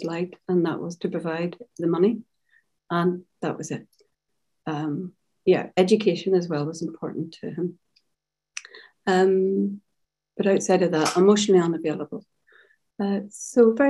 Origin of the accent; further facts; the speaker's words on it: Carrickfergus, Northern Ireland, United Kingdom; I grew up in Carrickfergus, which is 10 miles outside Belfast on the shores of Belfast Lough